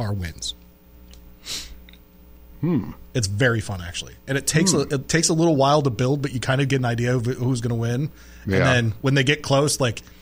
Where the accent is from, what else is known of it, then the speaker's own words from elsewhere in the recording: West Michigan, United States; where I grew up in West Michigan, there was a racetrack